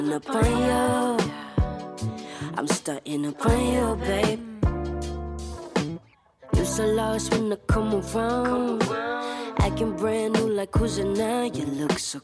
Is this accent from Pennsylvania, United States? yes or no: no; Atlanta, Georgia, United States; also born or lived in India; I was originally born in India, but I moved here at the age of 7 years old. I call Atlanta my home. It's because I've grown up here.